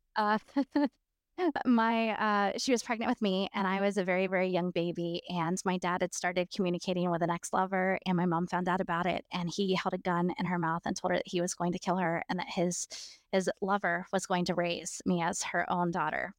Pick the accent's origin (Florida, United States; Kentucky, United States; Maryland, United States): Florida, United States; am from Florida